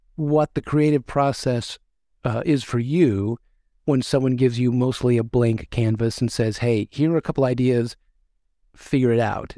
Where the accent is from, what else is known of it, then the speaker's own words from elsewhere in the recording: West Monroe, Louisiana, United States; I was born in Monroe, actually West Monroe